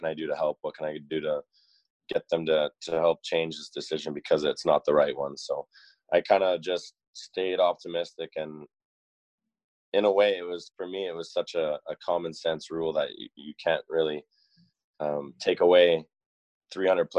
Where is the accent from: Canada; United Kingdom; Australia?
Canada; Peachland, British Columbia; moved away as an adult; also born or lived in Calgary; I grew up in Peachland, BC, kind of near Kelowna.